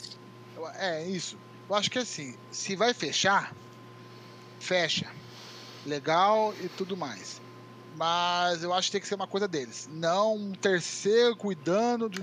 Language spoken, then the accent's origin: Portuguese; Itu, São Paulo, Brazil; Eu nasci em São Paulo, mas eu moro em Itu desde, desde pequeno. Meu pai é de Itu sou, sou, então eu falo que eu sou ituano